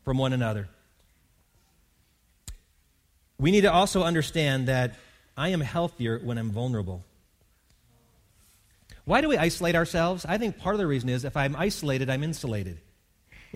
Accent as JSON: {"language": "English", "region": "Wisconsin", "country": "United States", "tie": "born or raised there", "said": "I grew up in Wisconsin, which is the dairy state."}